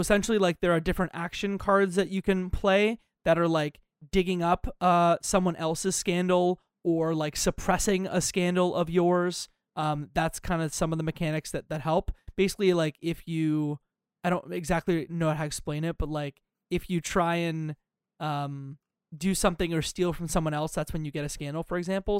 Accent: Canada; I'm Canadian

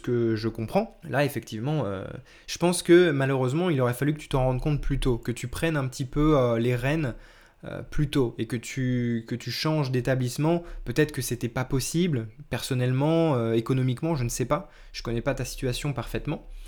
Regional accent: France; je suis français aussi

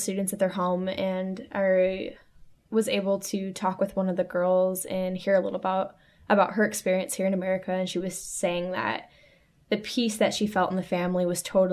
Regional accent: Taylor, Michigan, United States; I grew up in Taylor, Michigan

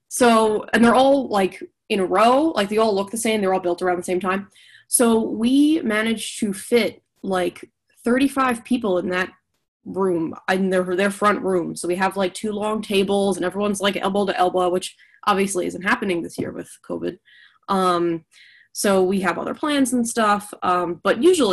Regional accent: New York, United States; now in Pittsburgh, United States; I'm originally from New York

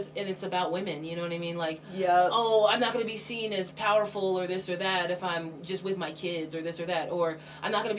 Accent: Washington, United States; also born or lived in Southern California; I grew up in Washington State

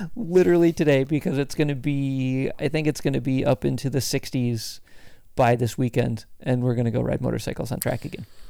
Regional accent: Michigan, United States; moved away; I grew up in Michigan very close to where you live right now.

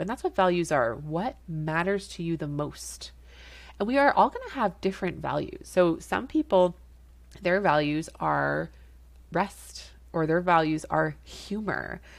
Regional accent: Canada; I'm a Canadian family physician

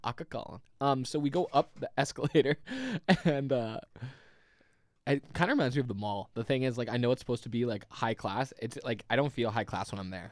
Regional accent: Canada; I think we're too Canadian

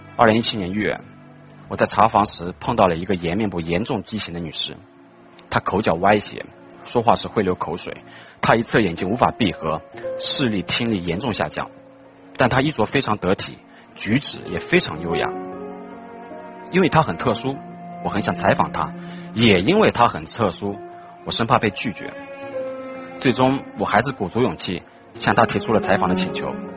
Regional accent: Nantong, Jiangsu, China; 在我的家乡南通

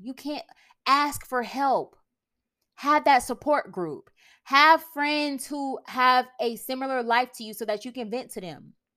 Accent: United States; I'm American

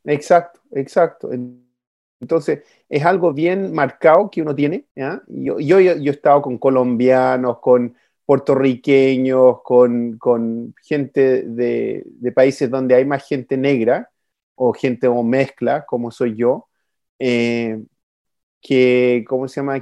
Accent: Chile; accent: Chilean; now in United States; siendo chileno

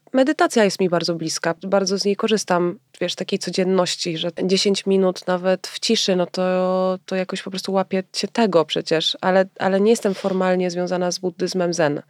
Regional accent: Warsaw, Masovian Voivodeship, Poland; ja się wychowałam w Wilanowie

